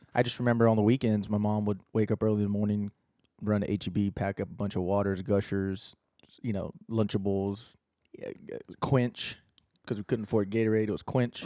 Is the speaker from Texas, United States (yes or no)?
yes; Austin, Texas, United States; I was born in Austin